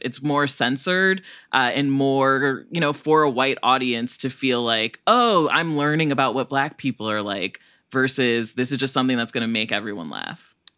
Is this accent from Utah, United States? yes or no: no; Northern Illinois, United States; I grew up in Northern Illinois where there's so many Swedish people